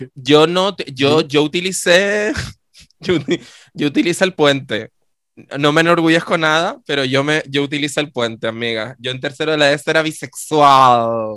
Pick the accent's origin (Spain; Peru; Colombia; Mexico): Spain; Canary Islands; yo estudié eh, mm, en mi pueblo de toda la vida, mi querido Deje